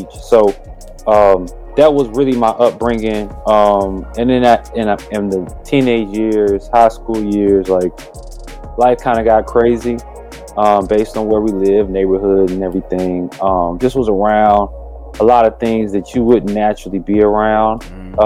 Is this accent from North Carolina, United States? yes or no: yes; Durham, North Carolina, United States; I'm from Durham, North Carolina